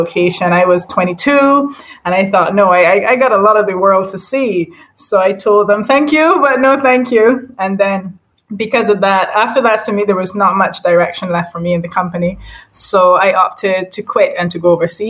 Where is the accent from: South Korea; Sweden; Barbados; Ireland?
Barbados; moved away as an adult; also born or lived in St. Michael, Barbados / St. George, Barbados / United Kingdom; I am from Barbados, and originally, well, born in St. Michael, born and raised half in St. Michael, and then in St. George.